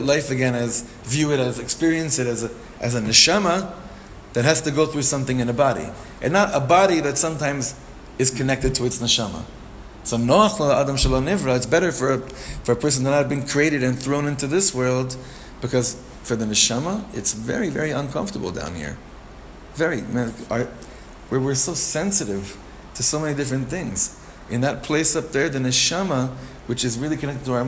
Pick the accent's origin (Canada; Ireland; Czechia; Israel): Israel; Ra'anana, Central District; We grew up together in Ranana